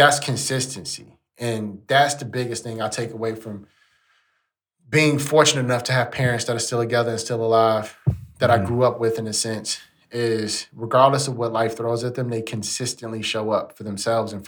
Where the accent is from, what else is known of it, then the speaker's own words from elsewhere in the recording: Chicago, Illinois, United States; moved away; I was from Chicago.